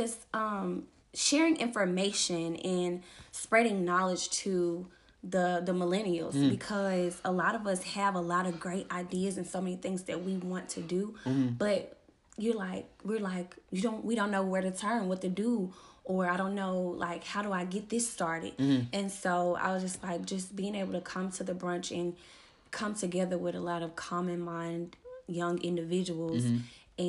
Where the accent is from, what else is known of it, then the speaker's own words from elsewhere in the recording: Memphis, Tennessee, United States; I'm from Memphis, Tennessee, born and raised